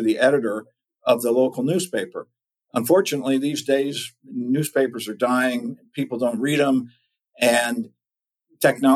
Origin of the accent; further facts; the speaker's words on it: Maryland, United States; also born or lived in Southern California / Austin, Texas; now in East Tennessee, United States; I'm from Maryland originally